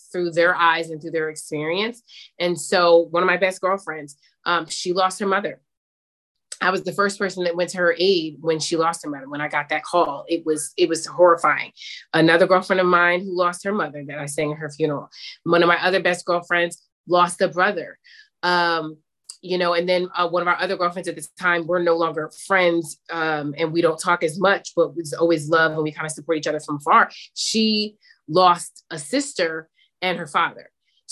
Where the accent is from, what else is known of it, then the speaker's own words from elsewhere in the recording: Summit, New Jersey, United States; my friend group that I grew up with in Summit, New Jersey.